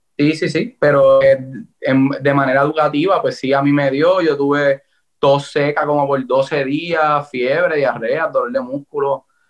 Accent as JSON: {"language": "Spanish", "country": "Puerto Rico", "said": "Yo soy de Puerto Rico, así que tengo la influencia eh, americana"}